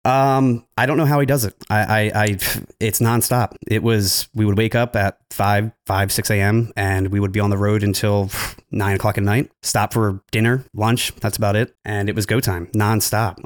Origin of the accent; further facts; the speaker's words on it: New Jersey, United States; I'm actually from New Jersey. I work in Philly with Jared